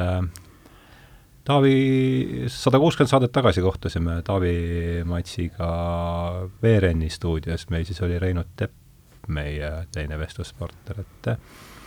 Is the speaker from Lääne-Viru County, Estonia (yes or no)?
yes; Rakvere, Lääne-Viru County, Estonia